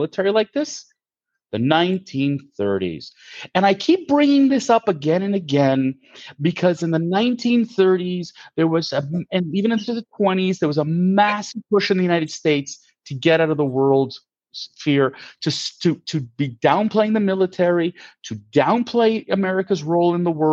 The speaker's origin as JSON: {"language": "English", "country": "Canada", "said": "as a Canadian"}